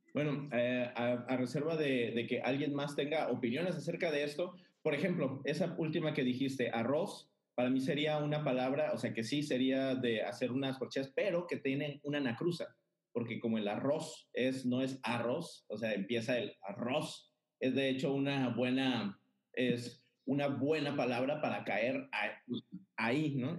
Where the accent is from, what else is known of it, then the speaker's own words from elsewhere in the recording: Mazatlán, Sinaloa, Mexico; soy de Mazatlán, Sinaloa.